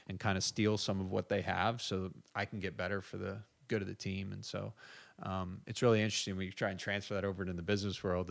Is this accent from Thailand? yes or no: no; United States; also born or lived in Ireland; I'm the American